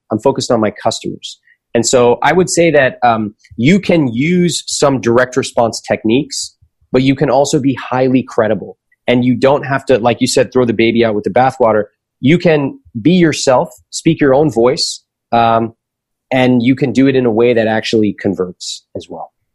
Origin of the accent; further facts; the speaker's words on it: United States; the world that I grew up in in America